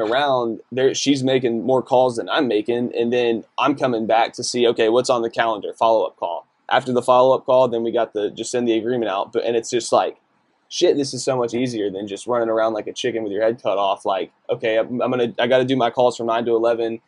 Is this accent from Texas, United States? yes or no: yes; Decatur, Texas, United States; moved away; also born or lived in Colorado; I'm from Decatur, which is like a really small, conservative, predominantly white town.